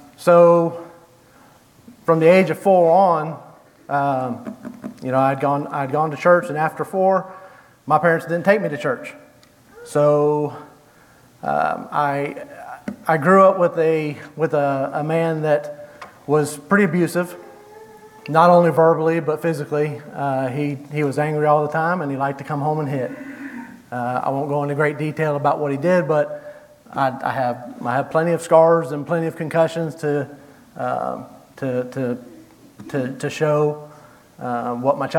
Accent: Jacksonville, Florida, United States; moved away; I was born in Jacksonville, Florida, May 19th, 1975

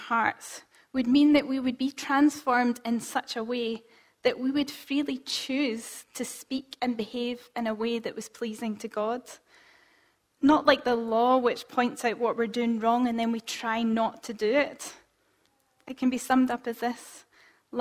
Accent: Scotland, United Kingdom; as Scottish people

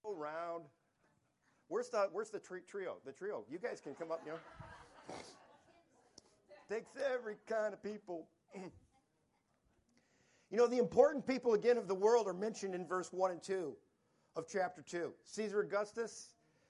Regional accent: Michigan, United States; moved away; growing up in Michigan

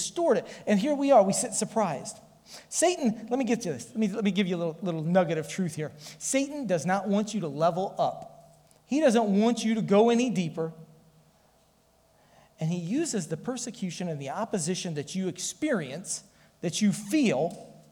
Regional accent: Ottumwa, Iowa, United States; We grew up in Ottumwa

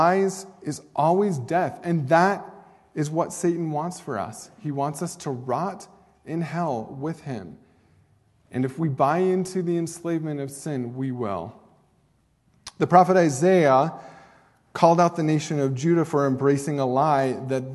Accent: Oregon, United States; now in Douglas, Wyoming, United States; Oregon, because that is my home state

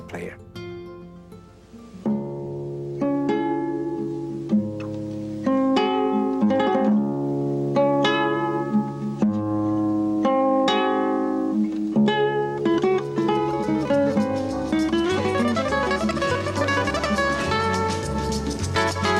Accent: Quito, Pichincha, Ecuador; I was born in Quito, Ecuador, South America.

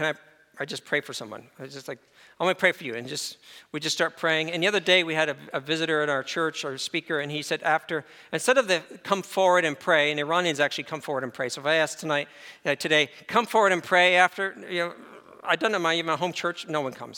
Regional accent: upstate New York, United States; I'm from New York, so I'm upstate New York

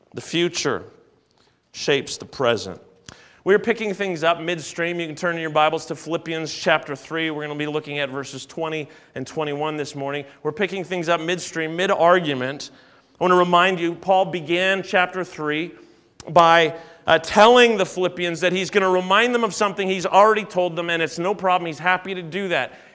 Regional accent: Canada; I was born in Canada. Uh, I've always been a Canadian.

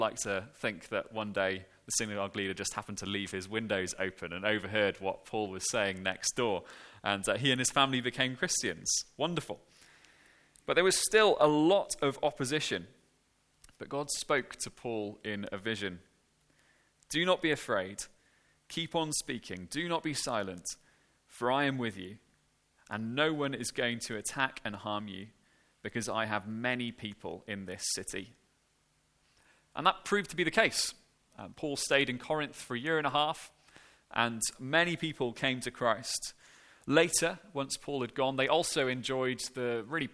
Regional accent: Cardiff, Wales, United Kingdom; now in Banstead, United Kingdom; the church that I grew up in back in Cardiff

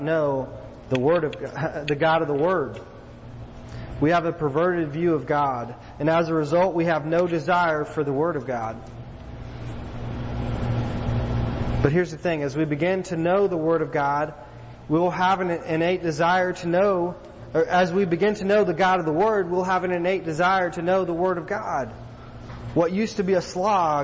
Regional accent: East Texas, United States; growing up in East Texas, man, in the Bible Belt

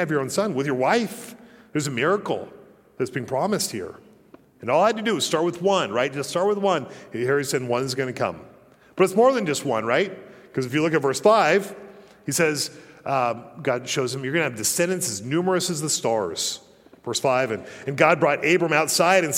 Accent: Colorado, United States; moved away; also born or lived in Utah; growing up in Colorado

